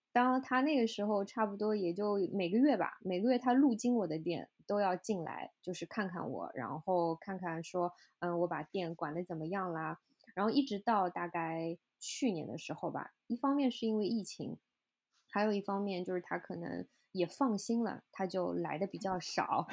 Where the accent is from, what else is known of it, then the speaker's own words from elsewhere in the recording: China; moved away as an adult; now in New York, United States; 我是中国人